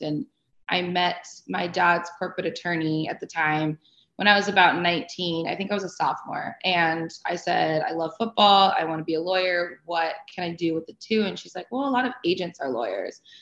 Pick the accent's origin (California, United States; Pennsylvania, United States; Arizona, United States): Arizona, United States; I grew up in Arizona